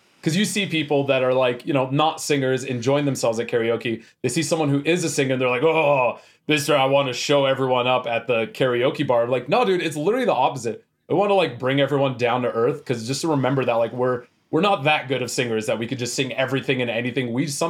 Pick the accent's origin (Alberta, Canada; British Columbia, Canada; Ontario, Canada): Alberta, Canada; Edmonton; now in Calgary, Canada; I'm hailing out of Calgary. I'm originally from Edmonton, so it creates a lot of confusion, but we're based out of Calgary.